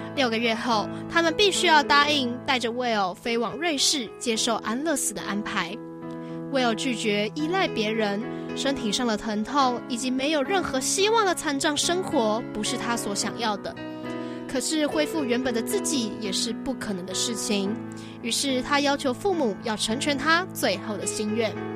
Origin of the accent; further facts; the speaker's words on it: Taiwan; 我是台湾人